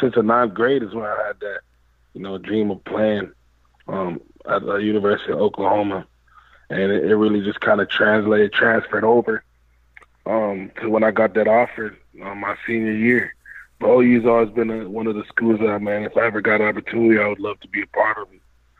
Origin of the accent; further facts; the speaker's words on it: Canada; Yeah, but I'm Jamaican. So I mean, both my parents are Jamaican. So I was a Canadian basically living in a Jamaican home.